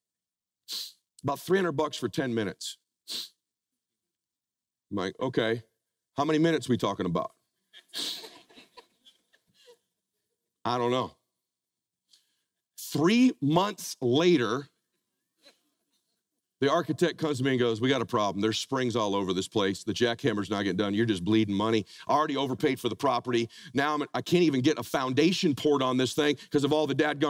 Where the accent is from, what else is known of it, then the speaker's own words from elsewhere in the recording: Pomona, California, United States; now in Laguna Beach, United States; I met my wife, we grew up in Pomona